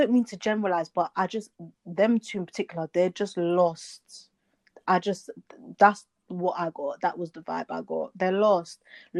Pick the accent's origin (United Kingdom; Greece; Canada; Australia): United Kingdom; because generally we know, yeah, we're British or from wherever, there's black people all over Europe and wherever, but we also know where we came from